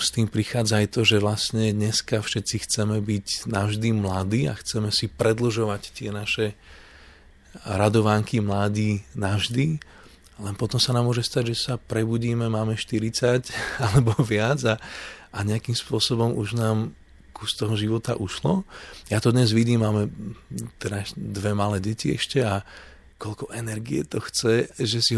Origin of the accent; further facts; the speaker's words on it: Canada; ja som vyrastal, keď som žil v Kanade, obklopený proste ľuďmi z indickej kultúry, veľmi veľa Indov, ktorí tam prišli.